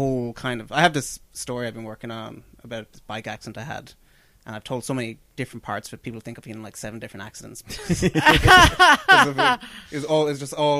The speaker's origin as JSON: {"language": "English", "town": "Dublin", "region": "Leinster", "country": "Ireland", "tie": "born or raised there", "said": "I grew up in Dublin just when cable TV arrived."}